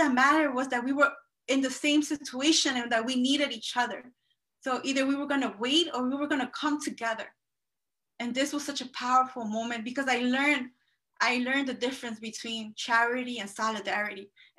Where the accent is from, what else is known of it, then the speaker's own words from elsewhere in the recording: Elmhurst, New York, United States; I don't know much about Hempstead because I'm from Queens. But I'm also from Elmhurst